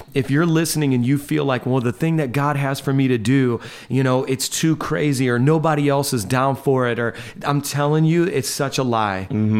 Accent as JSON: {"language": "English", "region": "Indiana", "country": "United States", "moved": "as an adult", "lives_now": "New York, United States", "said": "I'm this guy from Indiana"}